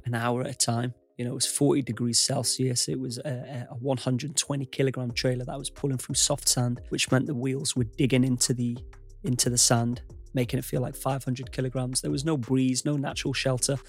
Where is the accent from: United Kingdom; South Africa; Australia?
United Kingdom; U K is my home country.